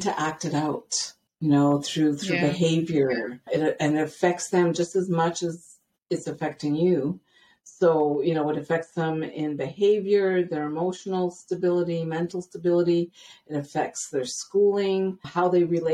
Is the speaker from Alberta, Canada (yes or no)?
no; Ottawa, Ontario, Canada; moved away as an adult; also born or lived in British Columbia, Canada; now in Blaine, United States; I'm born and raised in Ottawa, Ontario, Canada.